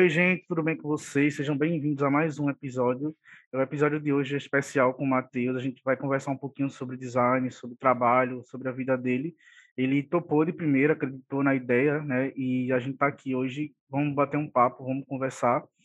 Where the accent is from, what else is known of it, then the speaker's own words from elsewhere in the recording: Olinda, Pernambuco, Brazil; Somos conterrâneos, né, só que de cidades diferentes, sou de Olinda